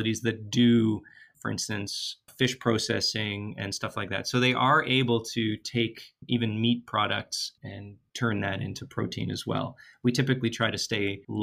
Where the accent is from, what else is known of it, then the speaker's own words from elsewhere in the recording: Toronto, Ontario, Canada; moved away as an adult; also born or lived in Pasadena, California; now in Halifax, Canada; I'm from Toronto originally, which is a massively big city, and I love my hometown